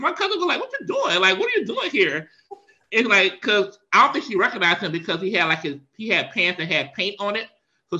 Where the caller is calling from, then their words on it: Powder Springs, Georgia, United States; I'm calling you from Powder Springs, Georgia. We are officially moved